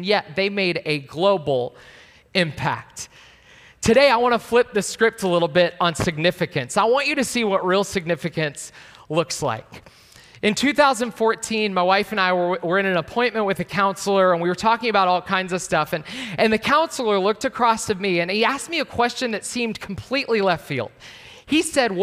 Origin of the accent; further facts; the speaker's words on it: Pittsburgh, Pennsylvania, United States; moved away; I am from Pittsburgh. That's that arrow over on the west side. So you could say west of Philadelphia is where I was born and raised